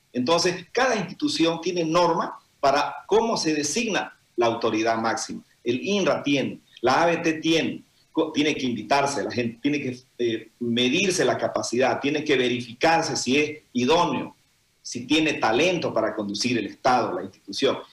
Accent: Santa Cruz, Bolivia; nosotros como cruceños

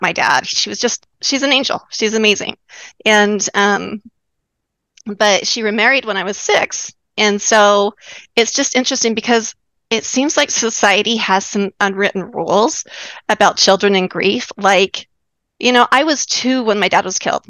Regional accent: Utah, United States; moved away as an adult; also born or lived in Bethesda, Maryland / Pearl Harbor, Hawaii; I'm from Utah originally.

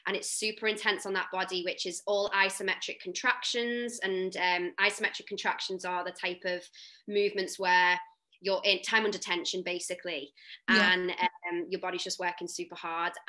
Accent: the Wirral, North West England, United Kingdom; now in London, United Kingdom; I am born and raised on the Wirral

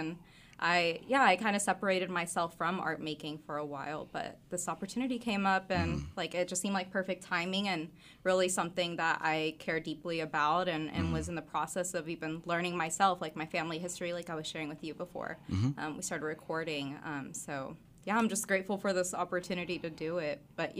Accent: Rogers, Arkansas, United States; also born or lived in Fayetteville / Springdale; Yeah, I was. I was born in Fayetteville, in the women's clinic. I can't remember exactly what it's called, but was raised in Springdale up until I was about 7 years old. Mm-hmm. And then we moved to my grandparents in Rogers

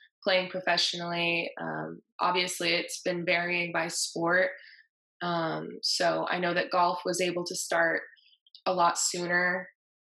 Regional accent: Southern California, United States; I'm from Southern California

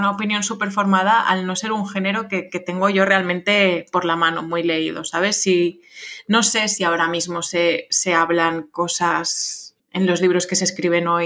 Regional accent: France; Spanish is a second language; aunque a mí me guste más, pues soy francesa, pero bueno.

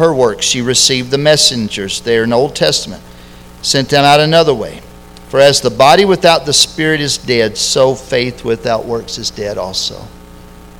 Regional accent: Lexington, United States; I grew up in Lexington

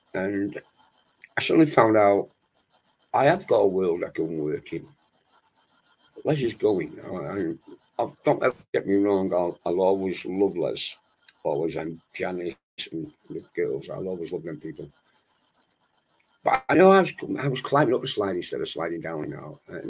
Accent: Wales, United Kingdom; also born or lived in Manchester; I was brought up in Wales, and Wales is part of my life. And the Welsh people, I consider myself Welsh, even though I was born in Manchester. I was brought up in Wales till I was 3 years of age.

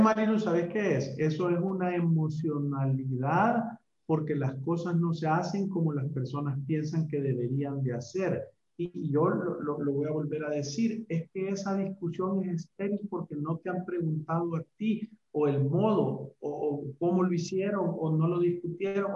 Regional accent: El Salvador; somos salvadoreños

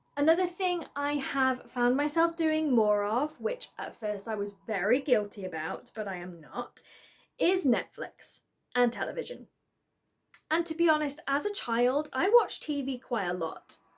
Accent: Isle of Man; moved away; I am originally from the Isle of Man, and I kind of still class that as home because the majority of my family live there.

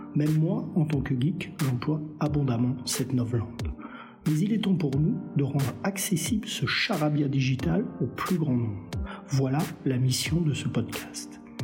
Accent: France; chez nous, en France

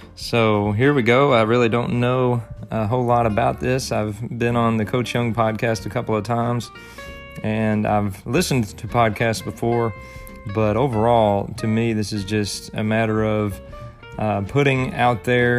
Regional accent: United States; being an American

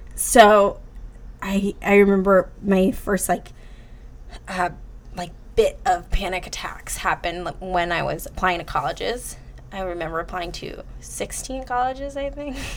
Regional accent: New Jersey, United States; moved away as an adult; now in New York, United States; I'm from Jersey

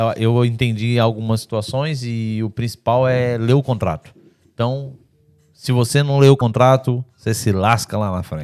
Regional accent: Brazil; now in Portugal; eu sou brasileiro, eu não tô no meu país

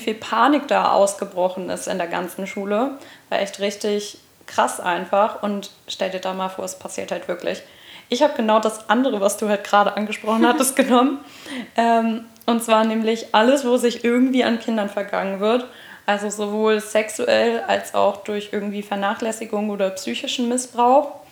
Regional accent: Hamburg, Germany; moved away as an adult; now in Giessen, Germany; wir kommen aus Hamburg und ich bin für Studium vor ein paar Jahren nach Gießen gezogen

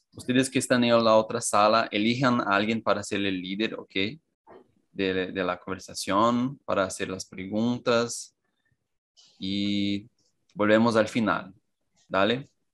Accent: Cajamar, São Paulo, Brazil; Spanish is a second language; soy de São Paulo, Cajamar

